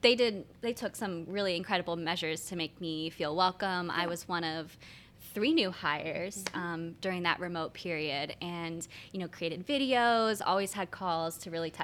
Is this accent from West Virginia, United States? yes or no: no; Franklin County, Pennsylvania, United States; moved away as an adult; now in Lancaster, United States; I am from Franklin County, so I'm two counties over, so not too far